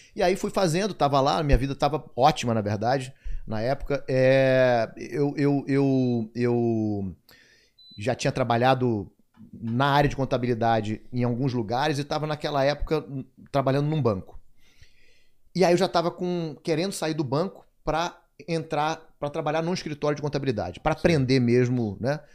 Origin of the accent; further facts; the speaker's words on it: Manaus, Amazonas, Brazil; moved away as an adult; also born or lived in São Paulo; Depois eles foram morar em Manaus, aí foi quando eu nasci. E, e aí vivia até meus 24 anos em Manaus.